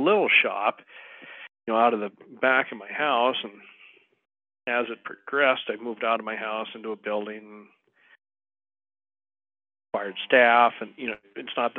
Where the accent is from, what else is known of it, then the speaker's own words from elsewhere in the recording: Montana, United States; also born or lived in Wyoming; moving back into Montana, I opened up a firm in my hometown. I live in a town of about 1,200 people.